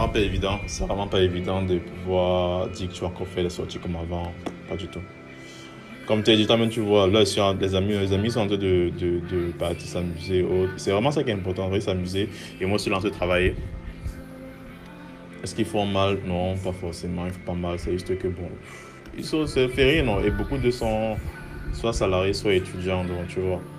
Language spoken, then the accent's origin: French; Cameroon; je suis camerounais. Euh, J'habite au Cameroun.